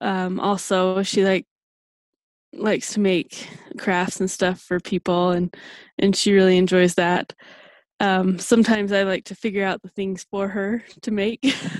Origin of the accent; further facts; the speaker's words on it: Utah, United States; I grew up on a farm in central Utah.